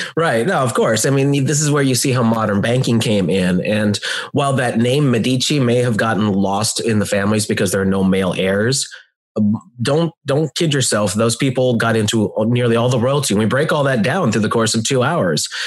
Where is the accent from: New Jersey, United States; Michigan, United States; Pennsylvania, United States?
Pennsylvania, United States; moved away as an adult; now in Louisiana, United States; I'm from Pennsylvania, but I've been living in Louisiana for almost ten years